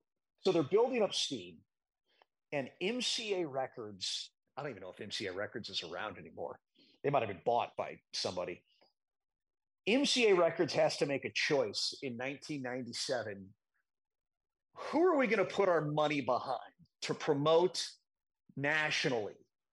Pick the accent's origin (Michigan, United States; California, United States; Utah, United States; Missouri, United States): Missouri, United States; St. Louis; my hometown of St. Louis